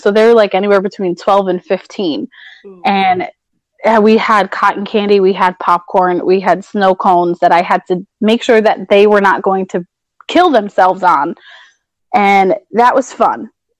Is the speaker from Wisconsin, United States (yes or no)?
no; Minisink, New York, United States; I grew up in Minisink. So I actually lived down the street from Howells, New York, which is this tiny little town that nobody knows nothing.